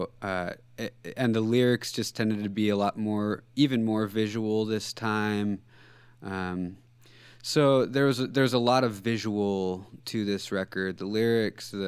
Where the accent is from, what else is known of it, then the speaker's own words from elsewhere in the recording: Central Coast California, United States; moved away as an adult; now in Seattle, United States; I grew up in Central Coast California